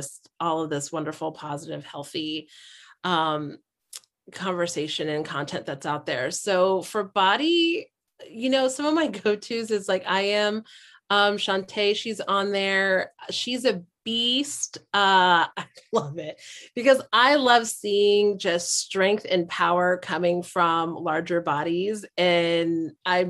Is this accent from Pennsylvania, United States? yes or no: no; Hawaii, United States; I'm from Hawaii